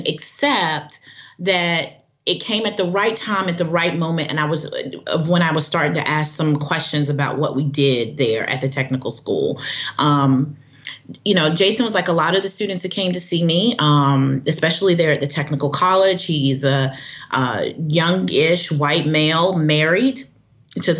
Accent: the South, United States; I'm from the South.

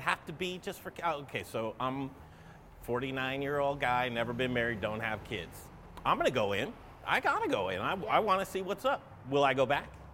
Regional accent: Denver, Colorado, United States; I was born and raised in Colorado, in Denver.

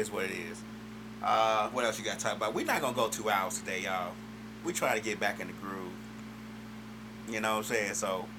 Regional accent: Chicago, Illinois, United States; moved away; I'm from Chicago.

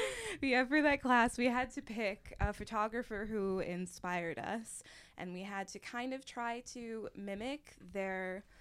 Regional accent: Forest City, Pennsylvania, United States; Forest City, Pennsylvania.

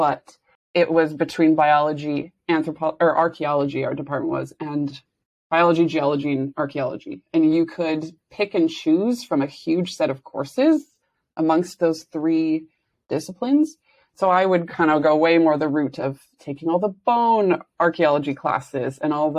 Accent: Saskatoon, Saskatchewan, Canada; moved away as an adult; I was born in Saskatoon, Saskatchewan, and did my first 2 degrees there, actually. So I lived there, like, right until I was 26

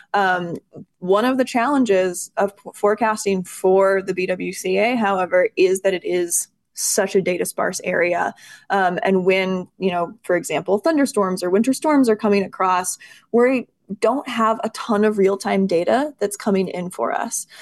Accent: Bayfield, Wisconsin, United States; moved away as an adult; also born or lived in Madison, Wisconsin; now in Duluth, United States; I'm actually originally from Bayfield on the South Shore

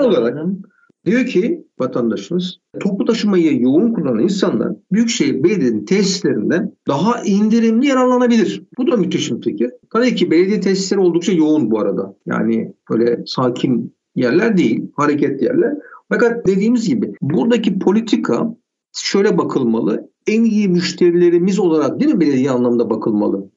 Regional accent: Istanbul, Turkey; also born or lived in Bahçeşehir, Istanbul; Ben Bakırköylüyüm. Bahçeşehir'de yaşıyorum İstanbul'da. 38 yıldır bunlarda yaşıyorum.

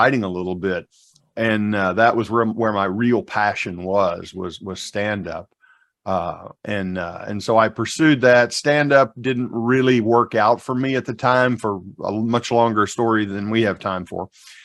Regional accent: Southeast Missouri, United States; I was raised in Southeast Missouri in the rural South, far from any city.

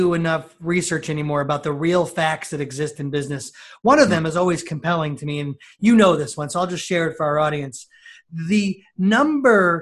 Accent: New York, United States; also born or lived in Northeast Ohio; now in Ohio, United States; I'm a New Yorker

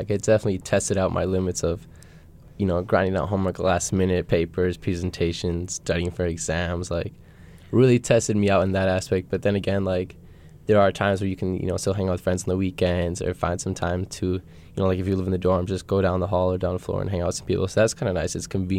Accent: Minneapolis, Minnesota, United States; moved away as an adult; now in Superior, United States; I am from Minneapolis, Minnesota. So just 2.5 hours south from here, Spear. I came here to play soccer and study, get my education.

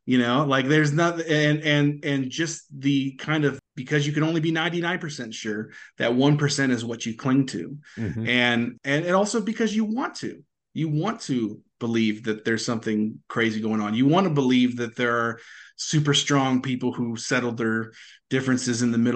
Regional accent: Maryland, United States; moved away; I'm from Maryland originally

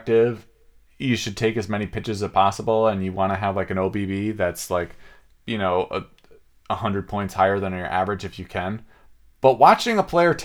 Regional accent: Seattle, Washington, United States; growing up as a Seattleite

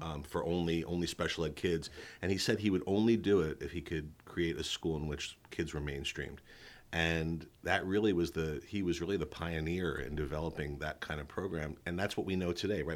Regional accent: New York City, New York, United States; moved away; also born or lived in Westchester County, New York; I was born and raised in East Flatbush, Brooklyn, the youngest of three sons. Okay. And uh, we moved to the suburbs when I was in elementary school

